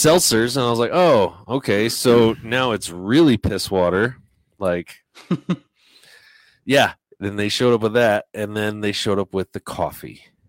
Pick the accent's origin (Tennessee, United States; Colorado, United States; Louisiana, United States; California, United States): Colorado, United States; Colorado Springs; We know that we're from Colorado. We're from Colorado Springs.